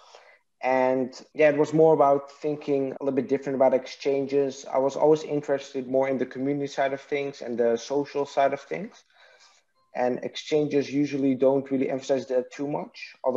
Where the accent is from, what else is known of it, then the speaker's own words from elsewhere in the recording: Netherlands; English is a second language; also born or lived in Iraq; raised in Netherlands.